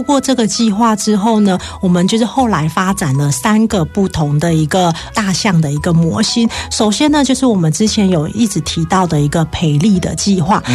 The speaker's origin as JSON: {"language": "Chinese", "country": "Taiwan", "said": "我们台湾人"}